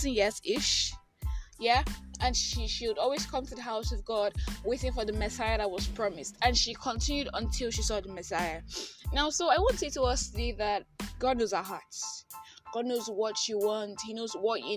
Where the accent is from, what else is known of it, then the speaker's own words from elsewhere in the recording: Nigeria; I am that Nigerian Christian talkaholic